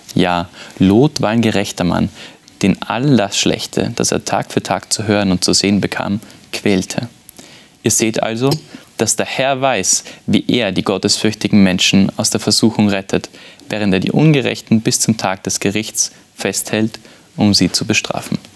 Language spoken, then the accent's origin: German; Vienna, Austria; ich bin aus Wien